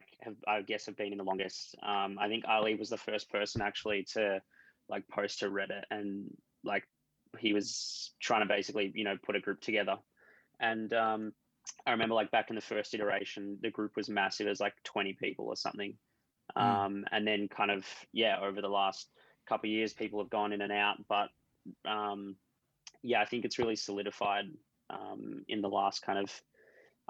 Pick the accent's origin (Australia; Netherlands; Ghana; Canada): Australia; Melbourne, Victoria; I'm from Melbourne